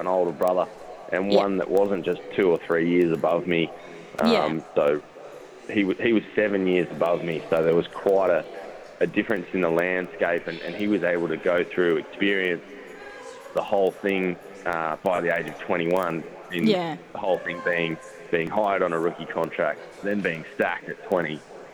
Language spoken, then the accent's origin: English; Canberra, Australian Capital Territory, Australia; born or raised there; moved away; also born or lived in Sydney / Tasmania